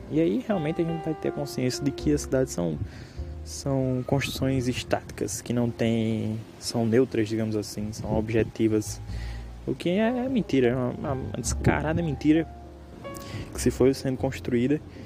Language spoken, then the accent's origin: Portuguese; Northeast Region, Brazil; eu sou nordestino